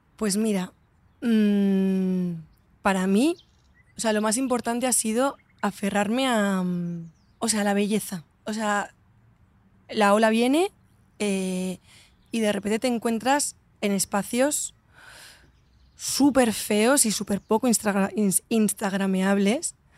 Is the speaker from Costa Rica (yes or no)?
no; Valencia, Valencian Community, Spain; moved away; also born or lived in Madrid; siempre he vivido como Valencia un poco desde fuera